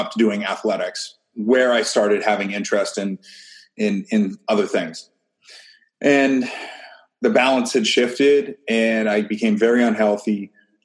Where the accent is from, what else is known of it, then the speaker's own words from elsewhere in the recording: Maine, United States; moved away as an adult; also born or lived in Ohio; I grew up in Maine